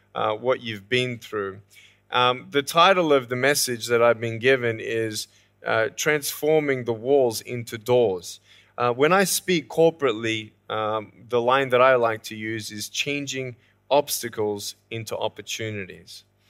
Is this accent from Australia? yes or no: yes; Australia; moved away as an adult; now in California, United States; I was born in Australia in nineteen eighty-two, moved from Australia to California in the year two thousand and six